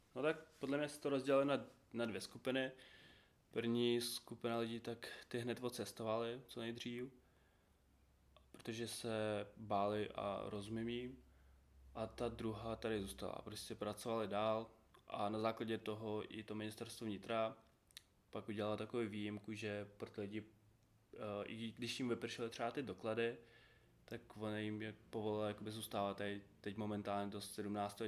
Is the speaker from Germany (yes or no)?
no; Uzhhorod, Zakarpattia Oblast, Ukraine; Czech is a second language; moved away as an adult; now in Czech Republic; jsem z Užgorodu z Ukrajiny